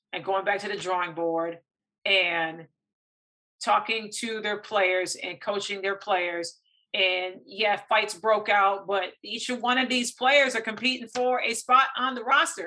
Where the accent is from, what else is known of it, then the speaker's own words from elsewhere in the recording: Lansing, Michigan, United States; my hometown, Lansing, Michigan